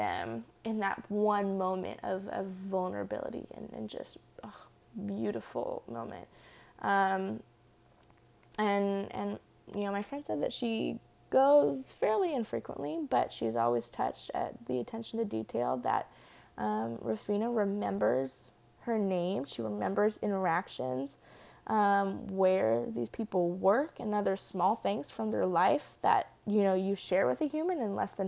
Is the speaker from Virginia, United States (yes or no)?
yes; Charlottesville, Virginia, United States; when I was growing up in Charlottesville in Virginia